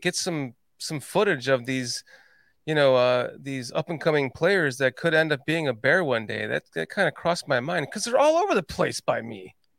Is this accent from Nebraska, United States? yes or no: no; Northern Illinois, United States; now in Georgia, United States; And I live in Georgia. I can't believe I live in Georgia. I'm from Northern Illinois and I live in Georgia.